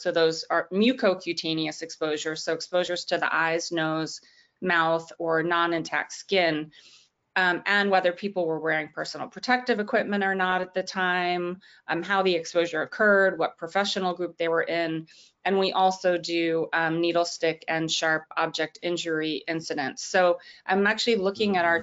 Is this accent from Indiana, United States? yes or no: no; Washington, District of Columbia, United States; Washington, D.C., which is my hometown